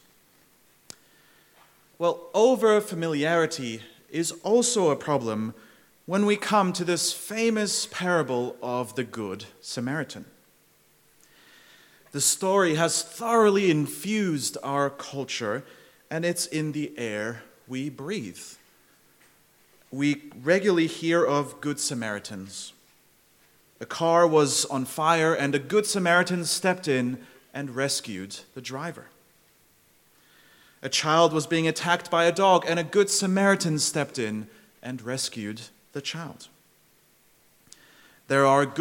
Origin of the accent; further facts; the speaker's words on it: Zurich, Switzerland; moved away as an adult; now in Melbourne, Australia; I grew up in Zurich, and every day on my commute to high school, I would pass by old historic cathedrals